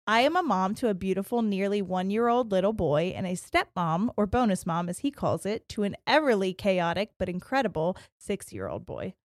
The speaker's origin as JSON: {"language": "English", "region": "Ohio", "country": "United States", "said": "we're from Ohio"}